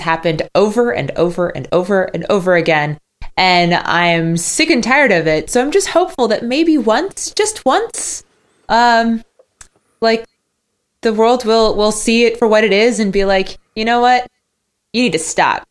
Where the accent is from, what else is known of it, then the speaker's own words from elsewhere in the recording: United States; I'm American